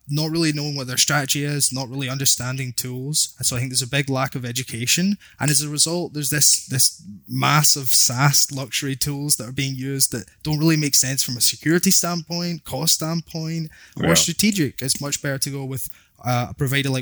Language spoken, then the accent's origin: English; Glasgow, Scotland, United Kingdom; accent: Scottish; moved away as an adult; now in Canada; my Scottish accent